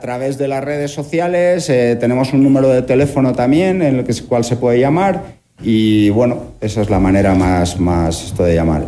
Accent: Bilbao, Basque Country, Spain; moved away as an adult; also born or lived in Ivory Coast; now in Ecuador; soy del País Vasco, de Bilbao.

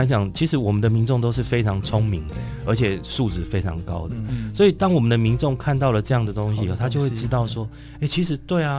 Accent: Taiwan; 台湾现在少子化的情况很严重，然后我们台湾人人口减少的速度很快。

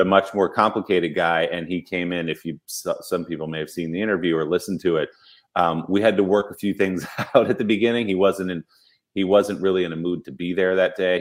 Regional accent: New Jersey, United States; growing up in New Jersey

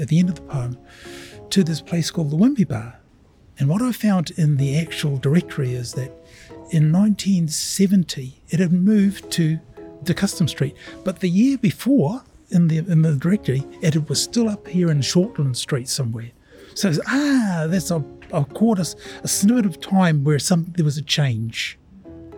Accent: Auckland, New Zealand; also born or lived in Samoa; I've been in Auckland since 1956, so I'd say Auckland is my hometown

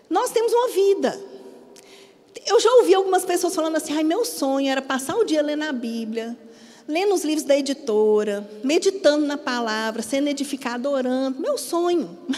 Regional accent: Minas Gerais, Brazil; now in Paraíba, Brazil; você já deve ter percebido que eu não sou daqui, eu sou mineira. Quando eu mudei para cá, eu precisei me adaptar a muitas coisas em relação à cultura paraibana.

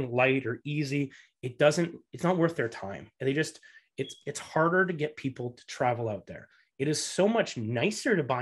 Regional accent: Canada; I came from the Canadian background and I do 50 50.

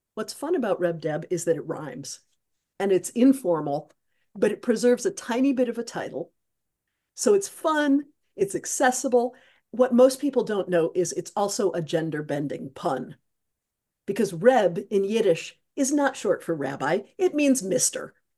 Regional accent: Midwest, United States; now in Troy, United States; I grew up in the Midwest

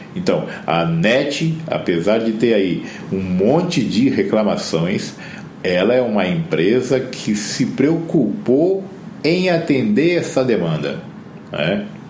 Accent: Campo Grande, Mato Grosso do Sul, Brazil; eu sou de Campo Grande, no Mato Grosso do Sul

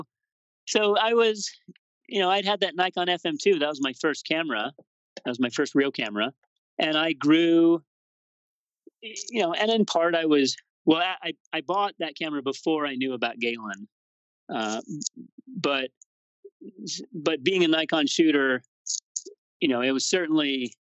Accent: Colorado, United States; moved away; also born or lived in Boston / Fort Collins, Colorado; I decided to move to Colorado, which was actually my home state. That's where I was born

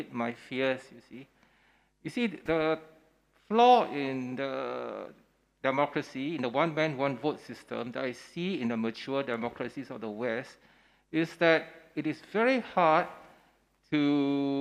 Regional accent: Singapore

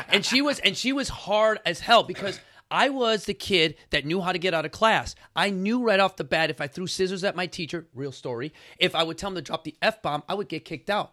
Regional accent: Chicago, Illinois, United States; I come from Chicago

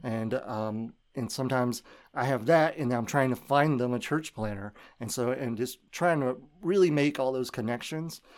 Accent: Memphis, Tennessee, United States; I grew up in Memphis

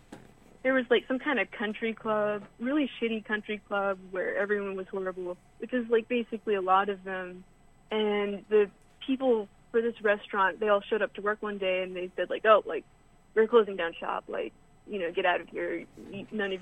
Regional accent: Western North Carolina, United States; also born or lived in Tennessee; I go to school in the middle of nowhere, Tennessee. I'm from the middle of nowhere in Western North Carolina, where it's just easier to tell people like, oh yeah, I'm from Asheville.

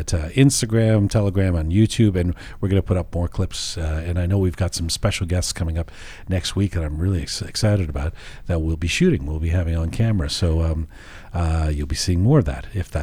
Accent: England, United Kingdom; I grew up in England

